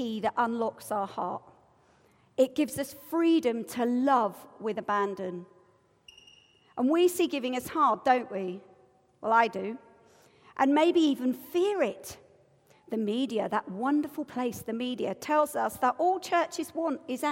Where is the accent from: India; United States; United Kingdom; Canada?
United Kingdom; I'm British.